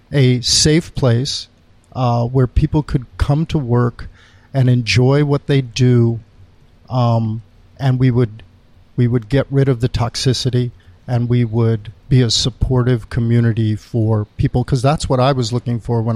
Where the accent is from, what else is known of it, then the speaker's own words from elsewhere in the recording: Ann Arbor, Michigan, United States; moved away; also born or lived in New York / Los Angeles; I grew up in Ann Arbor, Michigan. My parents are both from Guatemala